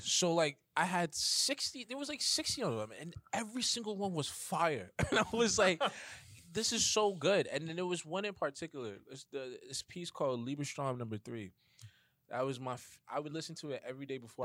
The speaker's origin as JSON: {"language": "English", "town": "New York City", "region": "New York", "country": "United States", "said": "I'm from Bronx, New York."}